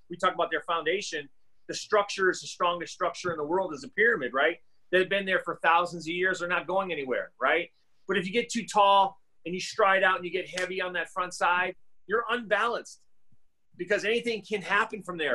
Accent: Massachusetts, United States; now in Arizona, United States; growing up in Massachusetts, you know, I played three sports.

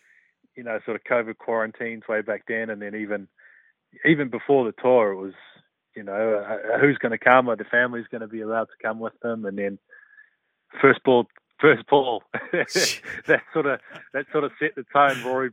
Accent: New Zealand; as a New Zealander

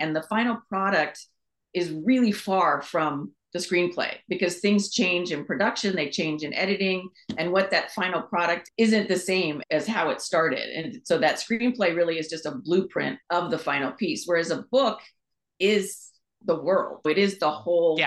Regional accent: Manhattan Beach, California, United States; also born or lived in Los Angeles / Costa Mesa; I grew up in Southern California, mostly in Manhattan Beach, and then down in, in Costa Mesa

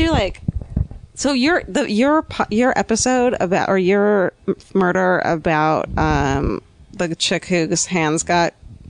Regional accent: Arizona, United States; And then I'll be like, oh, I'm from Arizona.

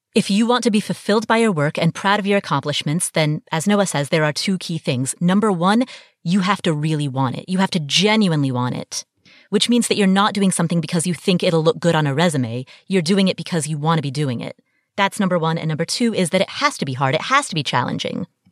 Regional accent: Kathmandu, Bagmati, Nepal; I was born in Kathmandu, Nepal, and I come from a family that has a long tradition of arranged marriage

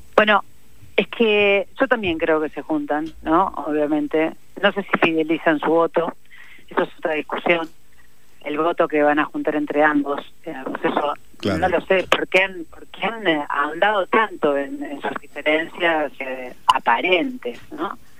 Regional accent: Argentina; como argentinos y argentinas, como pueblo

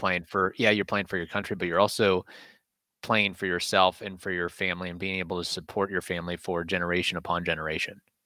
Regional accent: United States; as an American

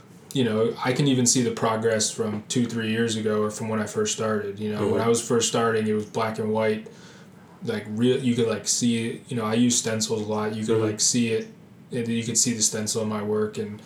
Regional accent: New Jersey, United States; also born or lived in Hoboken, New Jersey; Born and raised in New Jersey

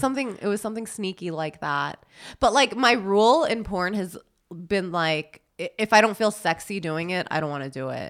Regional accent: New York City, New York, United States; growing up in New York, that's so normal

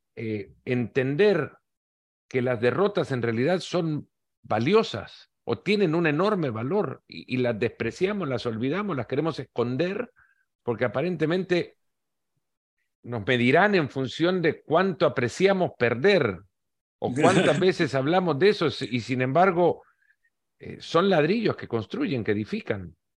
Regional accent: El Salvador; Yo que crecí en El Salvador

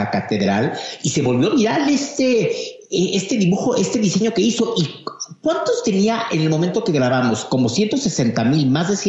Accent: Mexico; como mexicano, tú entras a Notre Dame y de tu lado izquierdo hay una imagen de la Virgen de Guadalupe.

